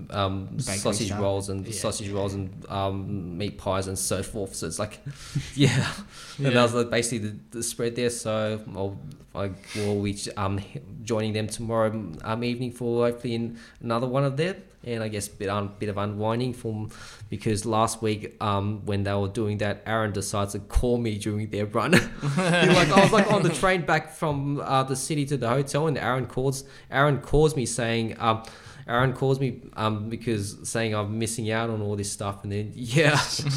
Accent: Sydney, New South Wales, Australia; I was from Sydney boys

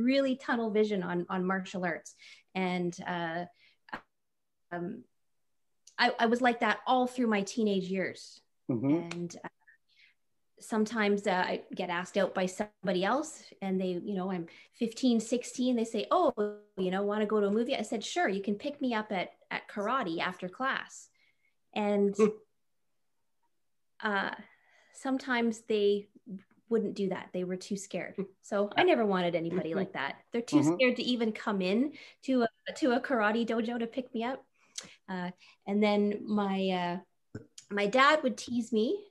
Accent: Napanee, Ontario, Canada; now in Ottawa, Canada; I was 17 from Napanee, so a small town.

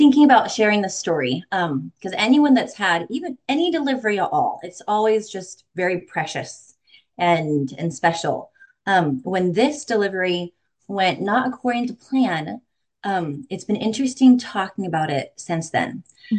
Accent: Utah, United States; also born or lived in Arizona; now in Missouri, United States; I'm from Utah. We're also from Arizona. We've also lived in Michigan, Colorado, Kentucky, Indiana.

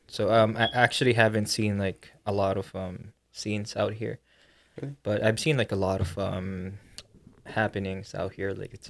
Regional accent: Manila, Metro Manila, Philippines; now in Los Angeles, United States; born and raised in the Philippines.

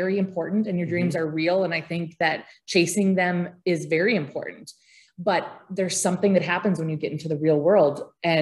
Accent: Grygla, Minnesota, United States; also born or lived in Grand Forks, North Dakota; now in Thief River Falls, United States; growing up in Grigla, it's a small town, population 230 people

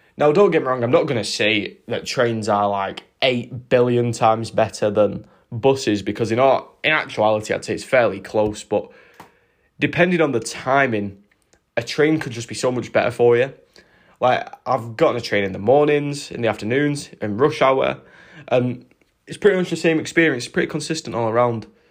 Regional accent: United Kingdom; as British people

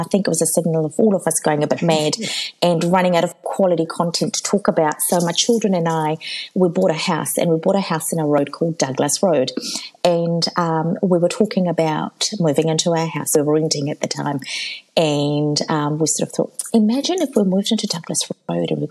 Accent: Auckland, New Zealand; also born or lived in Fiji; I grew up in South Auckland

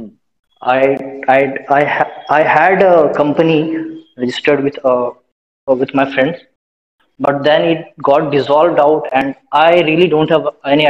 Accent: Dumka, Jharkhand, India; also born or lived in Udaipur; And so I'm from Jharkhand. It's Dumka is a teeny place in Jharkhand, Dumka. Mm-hmm. So I'm staying at my hometown.

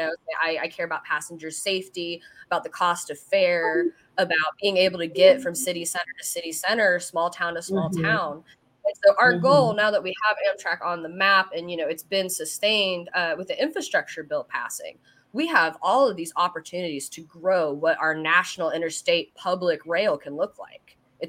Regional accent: Versailles, Kentucky, United States; moved away; I came from Versailles, not Versailles, Versailles, Kentucky.

